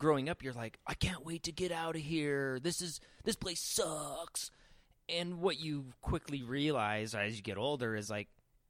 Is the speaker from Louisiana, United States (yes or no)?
no; Boise, Idaho, United States; moved away as an adult; now in Utah, United States; I grew up in Boise.